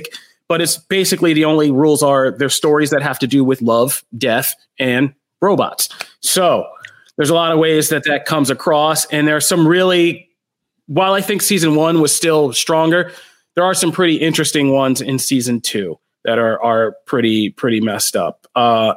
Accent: Pennsylvania, United States; I'm from Pennsylvania

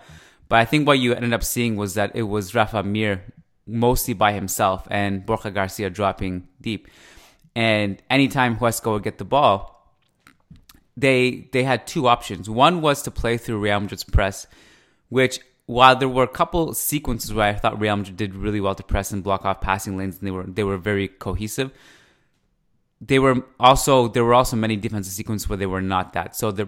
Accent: East Coast, Canada; accent: Persian, Canadian, East Coast; this Persian, Canadian, East Coast thing. But thank you. That's the first time I've been complimented on my accent, probably.

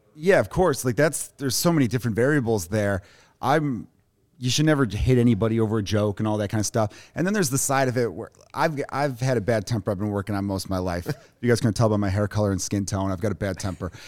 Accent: Chicago, Illinois, United States; also born or lived in Los Angeles; I grew up in Chicago, Porch Park neighborhood

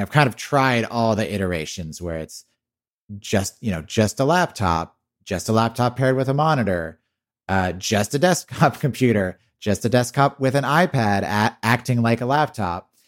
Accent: Texas, United States; I grew up in Texas

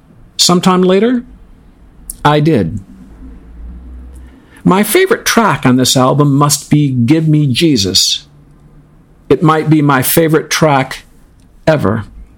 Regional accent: Ann Arbor, Michigan, United States; Ann Arbor, Michigan, my hometown

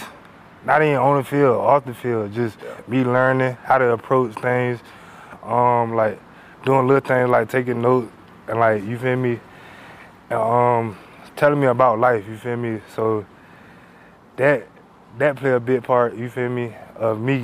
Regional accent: Norfolk, Virginia, United States; moved away as an adult; now in State College, United States; I'm from Norfolk

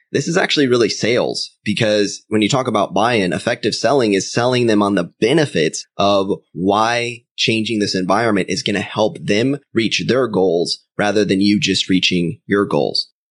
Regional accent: Orlando, Florida, United States; we're from Orlando

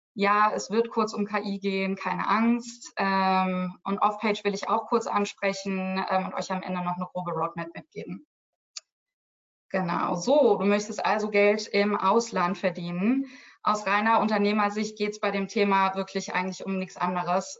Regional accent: Germany; Als Deutsche

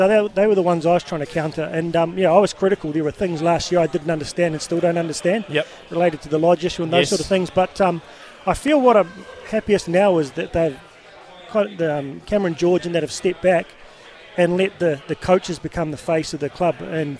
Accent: Upper Hutt, Wellington, New Zealand; moved away; also born or lived in Japan; Yeah, mate, so I'm originally from Upper Hutt back in the day

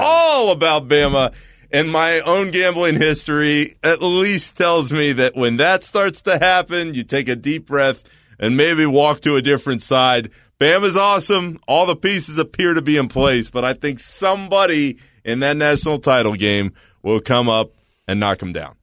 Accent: Orlando, Florida, United States; I grew up in Orlando.

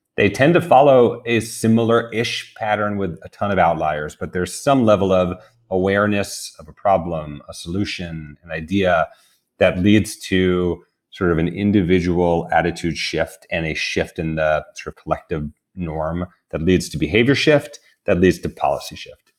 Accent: New York, United States; I grew up in New York

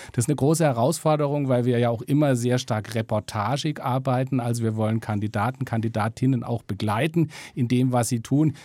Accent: Freiburg, Baden-Württemberg, Germany; now in Stuttgart, Germany; Meine Heimat. Ich komme aus Freiburg, bin mittlerweile in Stuttgart gelandet.

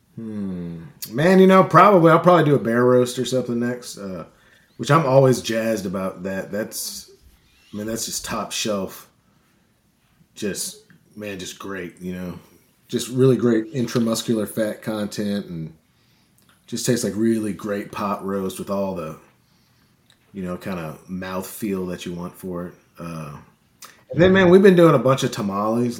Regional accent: St. Louis, Missouri, United States; moved away as an adult; now in Arkansas, United States; I grew up in Saint Louis, and I moved to, uh, the small town in Arkansas to go to this, uh, to go to college

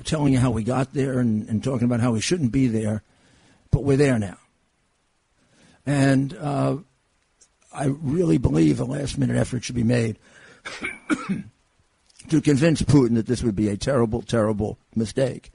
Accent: United States; as an American

